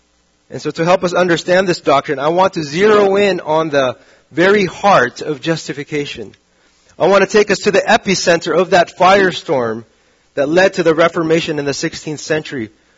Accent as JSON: {"language": "English", "country": "Saudi Arabia", "tie": "born or raised there", "said": "Now, growing up in Saudi Arabia, this was a very weird moment because the days were always sunny."}